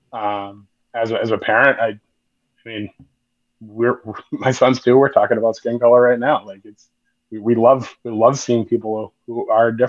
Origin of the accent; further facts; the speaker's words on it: Maine, United States; growing up in Maine as a young Black man